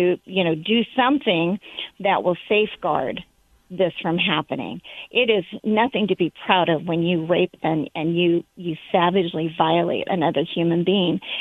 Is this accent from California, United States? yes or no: yes; Southern California, United States; I grew up in Southern California